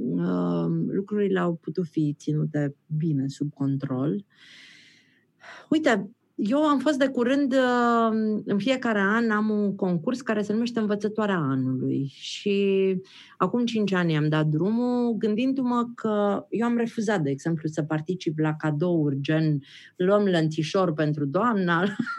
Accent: Transylvania, Romania; Eu sunt ardeleancă

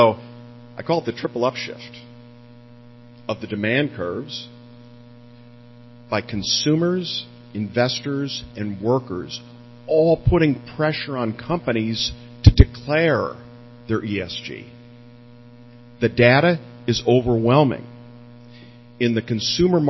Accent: Chicago, Illinois, United States; moved away as an adult; now in Silicon Valley, United States; I'm from Chicago, actually. I moved to Silicon Valley right after graduating from school and have been there ever since

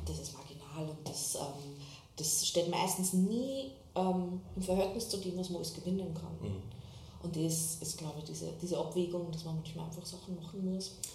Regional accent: Waizenkirchen, Upper Austria, Austria; moved away as an adult; also born or lived in Salzburg; now in Berlin, Germany; bin aus Oberösterreich, Weizenkirchen heißt der kleine Ort

